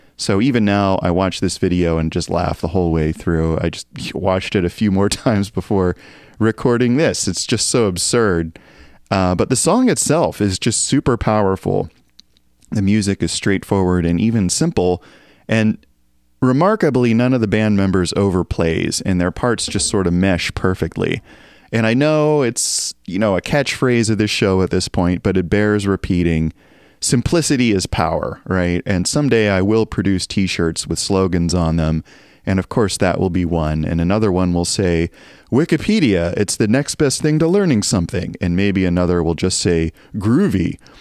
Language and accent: English; Appalachian Mountains, United States; moved away; also born or lived in Northeast US; I grew up in the Appalachian Mountains in a town with notoriously bad weather